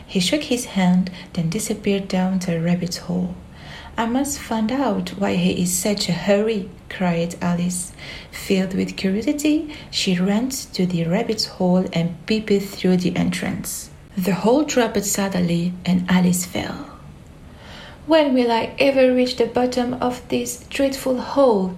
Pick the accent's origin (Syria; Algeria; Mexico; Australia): Algeria; I am 23 years old and I am from Algeria.